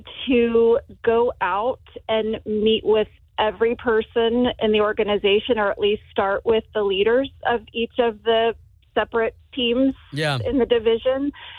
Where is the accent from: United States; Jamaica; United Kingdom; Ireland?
United States; Titusville; from Titusville.